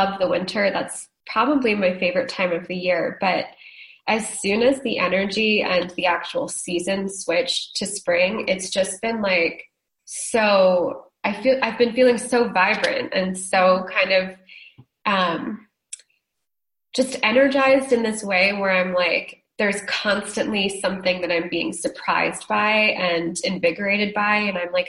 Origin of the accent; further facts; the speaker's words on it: Northeast, United States; moved away; I grew up in the Northeast.